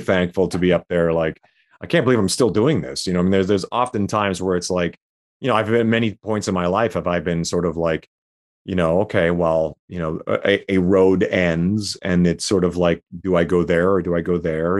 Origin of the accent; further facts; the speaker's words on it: Saskatchewan, Canada; moved away as an adult; also born or lived in Calgary; I was living in Calgary, um, I was from Saskatchewan